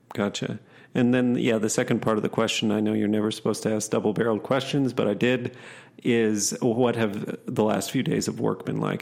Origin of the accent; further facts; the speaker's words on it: Madison, Wisconsin, United States; also born or lived in Oshkosh, Wisconsin; I was born up in Oshkosh for the first eight years and then down in Madison ma, area for the rest till I was eighteen.